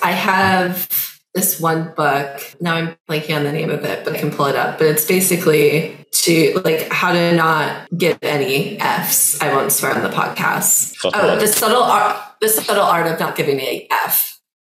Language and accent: English; Midwest, United States; I'm from the Midwest